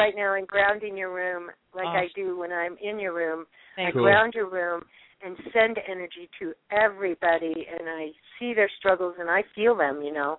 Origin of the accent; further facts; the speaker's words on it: Miami, Florida, United States; I was born in Miami, and I've lived everywhere